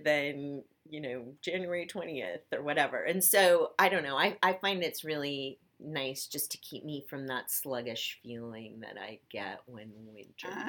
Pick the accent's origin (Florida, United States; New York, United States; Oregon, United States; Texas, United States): Oregon, United States; Portland; I'm from Portland, Oregon, which uh-huh. is such a, it's rainy there 10 months a year